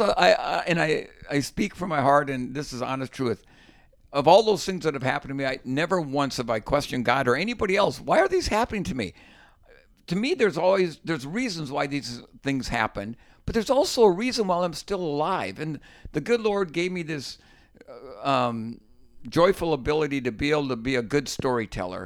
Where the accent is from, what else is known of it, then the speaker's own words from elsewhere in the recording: Minnesota, United States; When I grew up fishing in Minnesota, ice fishing, it was sitting on a five-gallon bucket